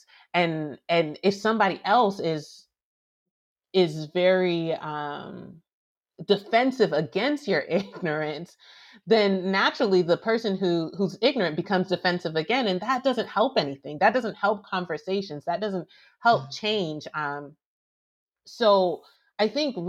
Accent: Alabama, United States; I grew up in Alabama

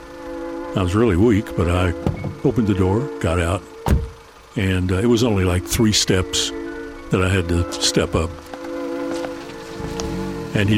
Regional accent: Paintsville, Kentucky, United States; my hometown of Paintsville

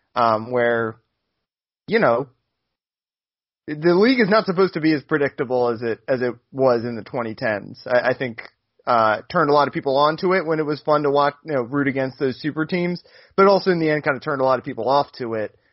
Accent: right outside Washington D.C., Maryland, United States; right outside uh, Washington D.C. where I grew up

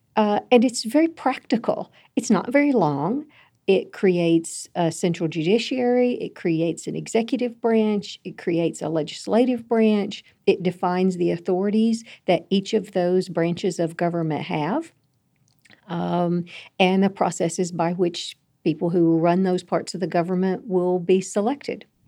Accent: St. Louis, Missouri, United States; the young people in my hometown of St. Louis

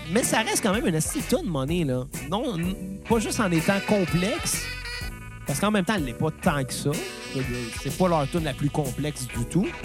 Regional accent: Montreal, Quebec, Canada; ben, et du Québec. On vient de Montréal.

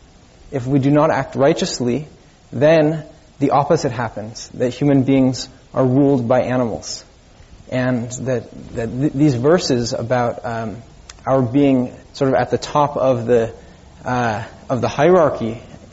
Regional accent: Bay Area, California, United States; I grew up here in the Bay Area on an acre of land, which I gardened with my mother

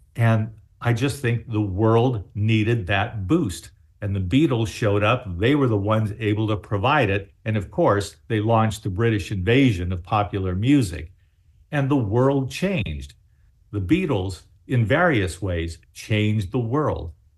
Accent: Baltimore, Maryland, United States; I was born in Baltimore

